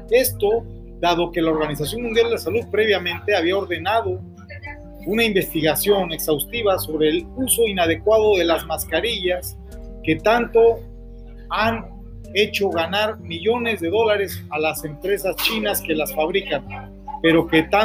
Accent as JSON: {"language": "Spanish", "town": "Stamford", "region": "Connecticut", "country": "United States", "tie": "born there", "said": "si yo nací en Stanford, Connecticut, ¿por qué no traigo pasaporte americano?"}